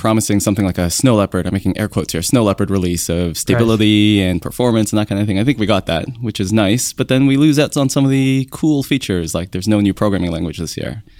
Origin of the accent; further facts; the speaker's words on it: Canada; now in San Francisco, United States; I'm a Canadian. I'm an iOS engineer.